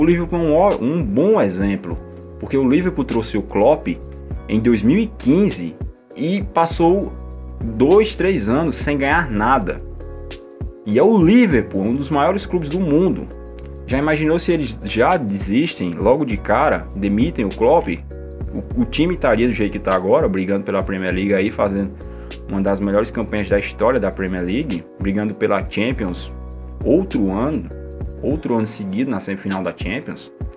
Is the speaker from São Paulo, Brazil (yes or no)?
no; Patos, Paraíba, Brazil; accent: nordestino; sotaque nordestino, não, que eu sou eu sou de Patos, na Paraíba